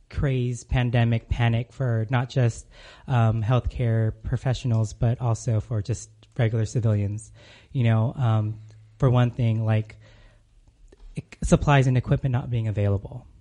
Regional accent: California, United States; moved away as an adult; now in Arizona, United States; I'm originally from California, moved to Arizona a couple years back.

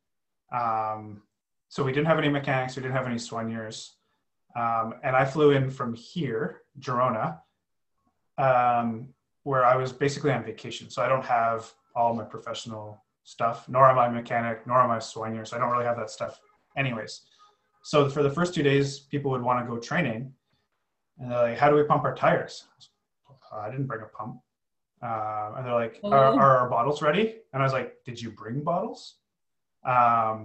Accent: Canada; as a Canadian

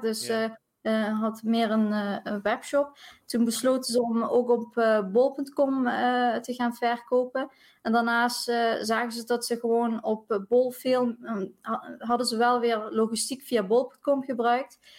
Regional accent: South Limburg, Netherlands; accent: Limburg; Ik eh, woon in Limburg, Zuid-Limburg, dus misschien eh, hoor je het ook aan mijn accentje

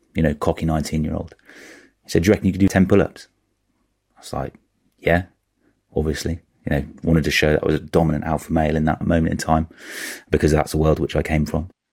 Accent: Norwich, East of England, United Kingdom; moved away as an adult; I grew up in Norwich.

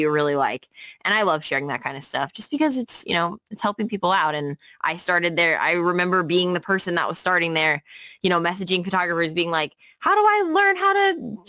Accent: St. Louis, Missouri, United States; moved away as an adult; now in New York City, United States; I came from St. Louis, Missouri, where I'm from

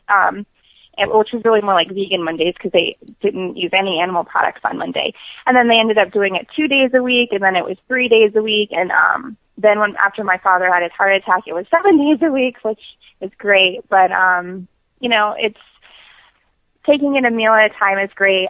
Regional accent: New York, United States; I'm from New York

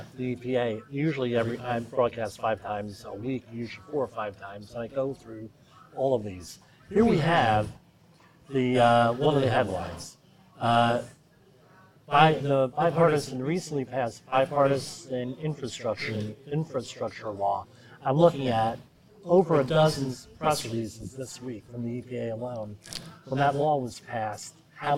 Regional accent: United States; I'm from the New York, New Jersey area with the offshore windmills

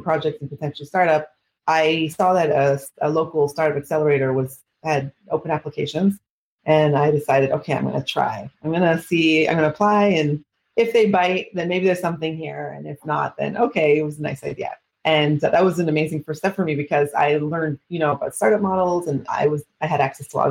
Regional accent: Canada; now in Israel; I'm originally from Canada, actually, but I've been living in Israel for the last 26 years

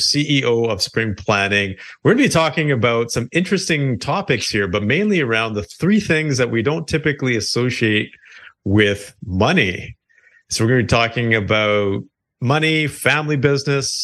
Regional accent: close to Toronto, Ontario, Canada; we're both Canadian. I'm on the more of the eastern side in Ontario, out close to Toronto

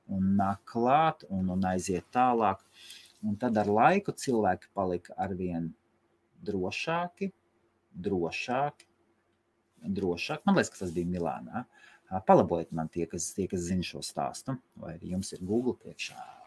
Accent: Latvia; Mēs esam latvieši

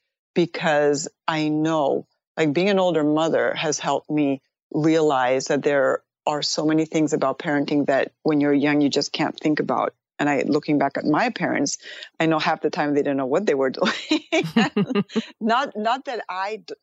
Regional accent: Spain; moved away as an adult; also born or lived in Madrid, Spain / Pittsburgh, Pennsylvania, United States; now in United States; I was born in Madrid, and I was raised in Pittsburgh, Pennsylvania until I was 5. My parents divorced, and then I went back to Spain

